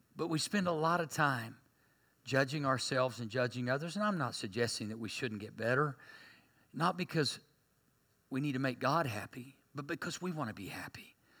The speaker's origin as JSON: {"language": "English", "town": "Berry Hill", "country": "United States", "tie": "born or raised there", "said": "I grew up in Berry Hill. We had our own language"}